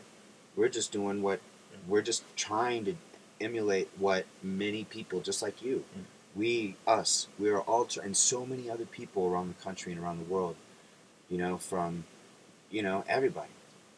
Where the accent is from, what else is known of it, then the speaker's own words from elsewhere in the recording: United States; we're American.